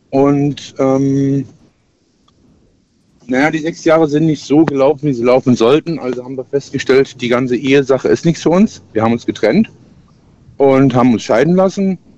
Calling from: Lahnstein, Rhineland-Palatinate, Germany; Ich komme aus Lahnstein.

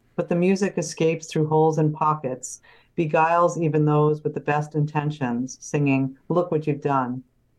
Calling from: New York City, New York, United States; I'm from Queens, New York, New York City.

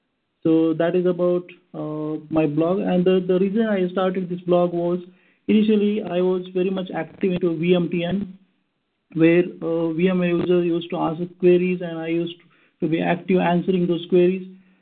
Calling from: India; I am calling in from India, which is exactly opposite time zone compared to PST.

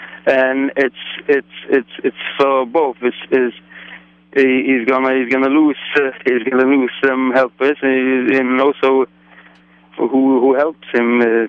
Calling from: New York, United States; From New York.

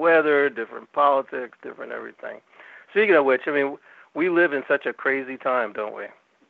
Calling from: Northern California, United States; I'm calling from Northern California, which is a different state from Southern California.

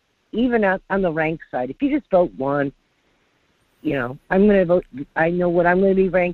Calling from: North Pole, Alaska, United States; Hi, this is … from North Pole. How are you today?

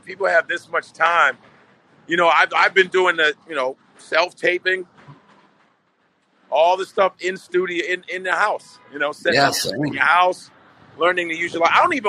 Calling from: New York City, New York, United States; I'm coming from New York City, right in Manhattan right now. Hell's Kitchen, bitch.

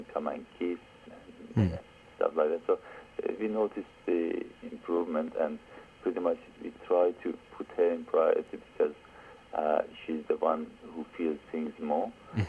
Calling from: Australia; I'm calling from Australia

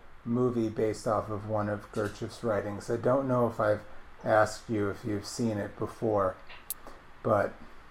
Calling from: Baltimore, Maryland, United States; I'm calling from Baltimore

